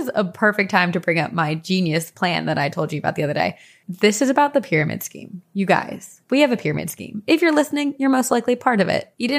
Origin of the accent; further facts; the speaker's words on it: East Coast, United States; we're both from the East Coast.